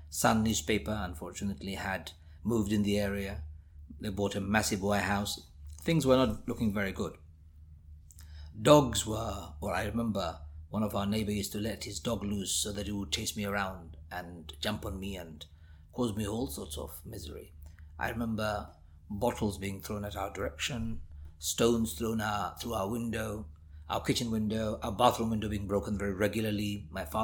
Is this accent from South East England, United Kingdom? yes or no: no; London, United Kingdom; so I was in the UK, growing up in the East End of London